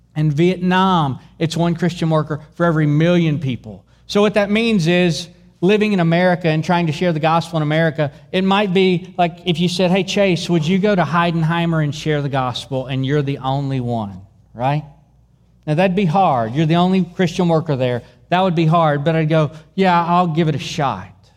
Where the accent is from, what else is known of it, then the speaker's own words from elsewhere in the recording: Dueville, Texas, United States; I grew up in Dueville, Texas